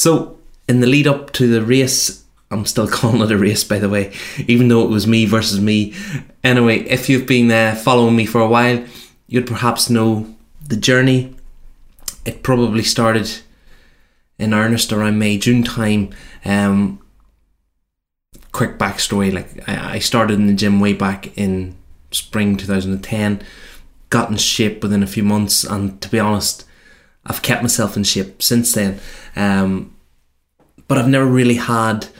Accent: Cookstown, Northern Ireland, United Kingdom; my hometown, Cookstown

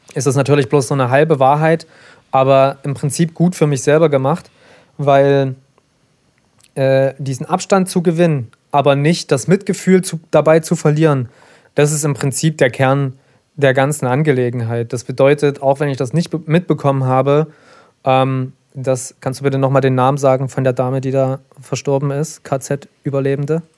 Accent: Saxony, Germany; ich als Sachse

